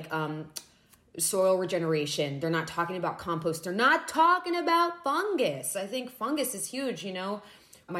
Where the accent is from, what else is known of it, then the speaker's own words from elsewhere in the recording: Florida, United States; I grew up in Florida